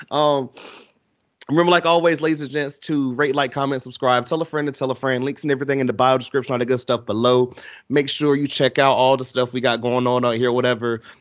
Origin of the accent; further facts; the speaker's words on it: Atlanta, Georgia, United States; I'm from Atlanta